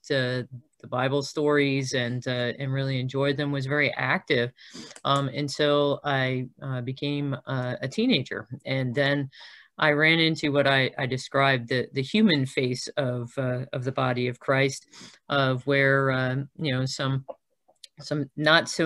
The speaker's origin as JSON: {"language": "English", "region": "South Florida", "country": "United States", "tie": "born or raised there", "also_born_or_lived": "Nyack, New York / Milwaukee, Wisconsin", "moved": "as an adult", "said": "by the time I went to college, I was coming out of South Florida, where we had moved when I was nine"}